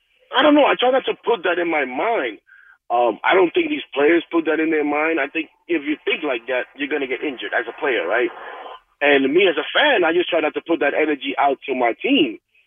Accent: New York City, New York, United States; I'm Dominican, but you know, truth be told, I'm born and raised here

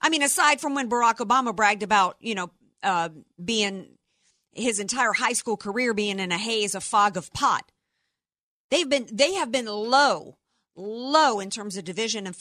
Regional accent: the South, Florida Panhandle, United States; moved away; also born or lived in New Orleans, Louisiana; I grew up in the South, spent a lot of my childhood in the Panhandle. Florida

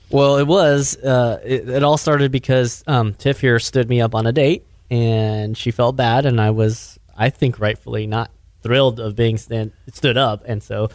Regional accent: Richardson, Texas, United States; born or raised there

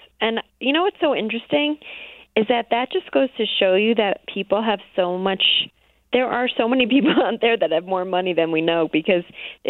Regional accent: New York, United States; I cannot in my right mind root for the Patriots, because I am a New Yorker.

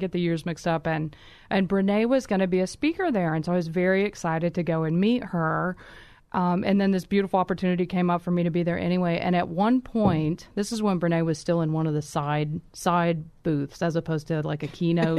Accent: Kansas, United States; How did you know I'm from Kansas, anyway?

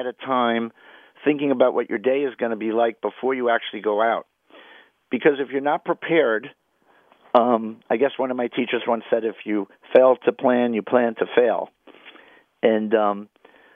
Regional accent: New York City, New York, United States; I grew up in Washington Heights

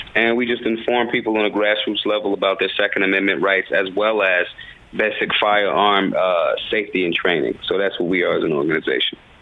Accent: Philadelphia, Pennsylvania, United States; I'm from the hood. I'm from North Philly

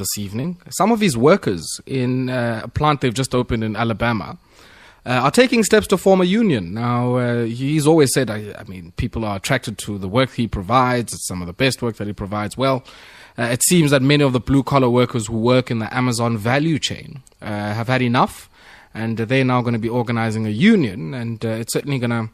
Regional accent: Komani, Eastern Cape, South Africa; I'm from Komani.

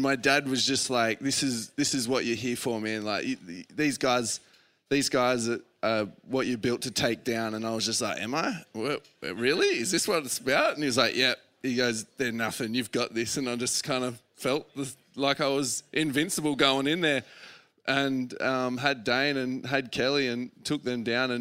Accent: Australia; as a kid growing up in Aussie

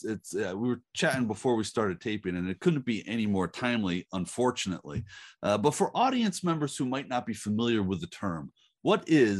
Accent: United States; Growing up, I ate heartily from the plate of American exceptionalism that was central to the psyche of the United States in the 1980s.

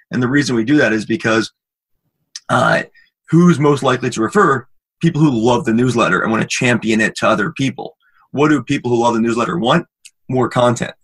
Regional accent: Maryland, United States; also born or lived in Michigan; I'm from Maryland

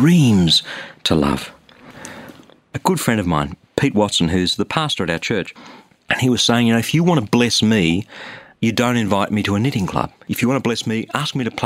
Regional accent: Sydney, New South Wales, Australia; I'm from Sydney, Australia.

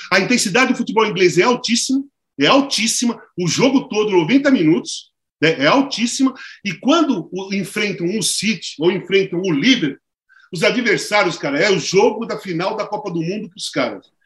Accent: Brazil; also born or lived in Turin, Italy; da favela, da zona leste, onde eu nasci

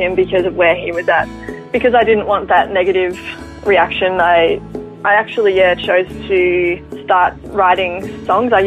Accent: Ballarat, Victoria, Australia; grew up in Ballarat with my parents and my younger brother

